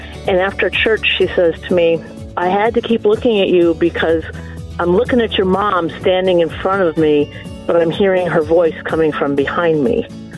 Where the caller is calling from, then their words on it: Iowa, United States; I'm calling from Iowa